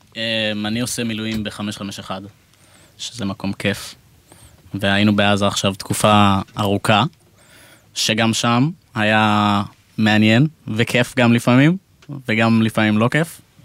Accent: Israel; also born or lived in England (family origin) / Gush Etzion; now in Tel Aviv, Israel; אנחנו מאנגליה במקור, אני נולדתי פה, הם גרים בגוש עציון

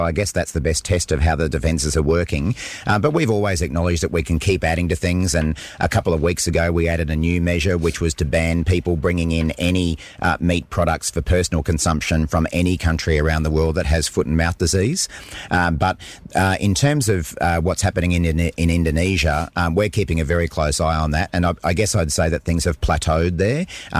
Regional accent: Queensland, Australia; as a Queenslander

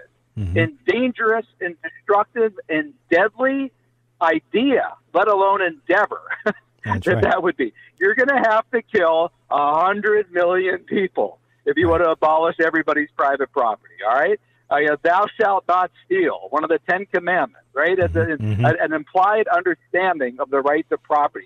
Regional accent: Pennsylvania, United States; my home state of Pennsylvania

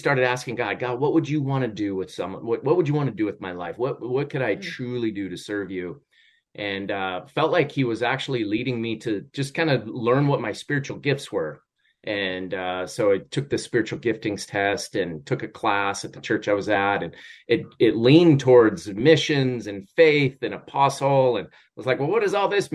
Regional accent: Montana, United States; also born or lived in Idaho; now in Arizona, United States; I was born in Idaho and raised in Montana primarily

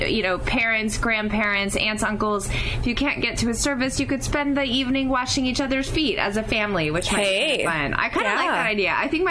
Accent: Oklahoma, United States; I grew up in Oklahoma, so it was warmer for sure.

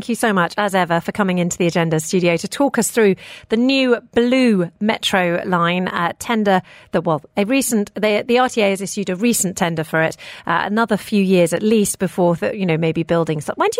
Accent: United Kingdom; now in United Arab Emirates; I grew up in the United Kingdom, and so I've got quite sort of Western cultural influences.

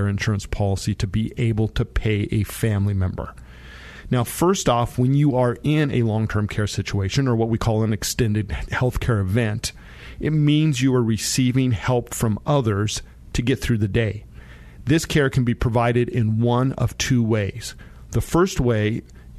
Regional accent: Monte Vista, Colorado, United States; I grew up down in Monta Vista in the San Luis Valley

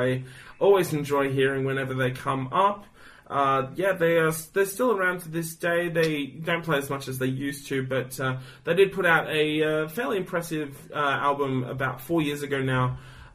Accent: Australia; I'm Aussie as fuck

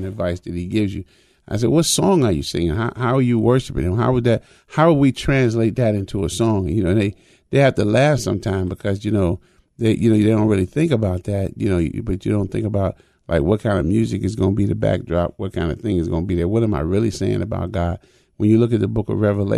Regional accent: United States; I was born in America

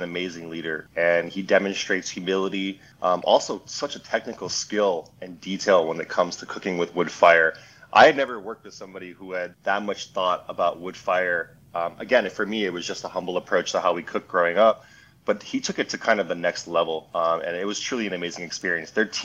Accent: Hawaii, United States; moved away; Growing up in Hawaii, it's a very special place.

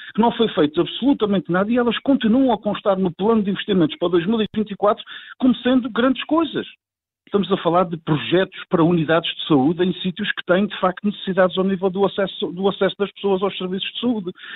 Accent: Azores, Portugal

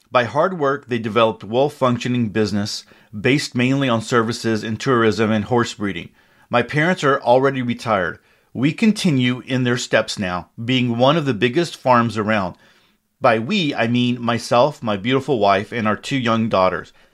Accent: Czechia; English is a second language; communist Czechoslovakia, now Czech Republic, as the countries were split to Czech Czechia and Slovakia. My hometown was pretty small. It had around 15,000 inhabitants.

